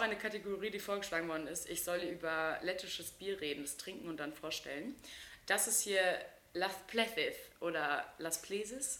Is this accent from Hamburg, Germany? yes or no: no; Wilhelmshaven, Lower Saxony, Germany; bei uns in Wilhelmshaven